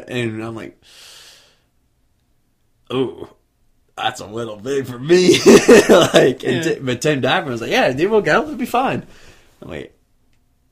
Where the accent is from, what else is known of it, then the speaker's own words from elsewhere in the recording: Virginia Beach, Virginia, United States; I'm from Virginia Beach. I live next to the shop.